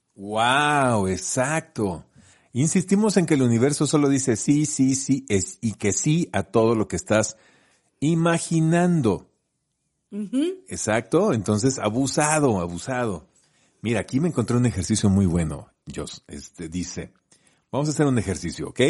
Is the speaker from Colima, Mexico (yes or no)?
yes; Colima, Mexico; moved away; yo soy de Colima, entonces hice la secundaria en Colima